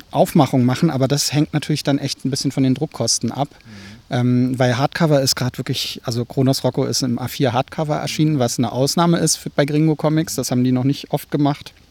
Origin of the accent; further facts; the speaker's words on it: Berlin, Germany; Ja, das ist so, als Berliner denkt man da gar nicht drüber nach.